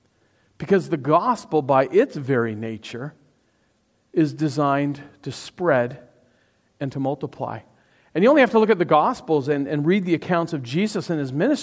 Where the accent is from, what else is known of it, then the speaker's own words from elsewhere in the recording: Toronto, Ontario, Canada; So I grew up in Toronto, or just outside of Toronto, for probably, I guess, the first 40-something years of my life.